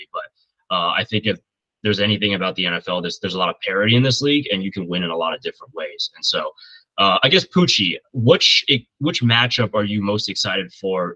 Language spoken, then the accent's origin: English; north of Indianapolis, United States; I grew up just uh, north of Indianapolis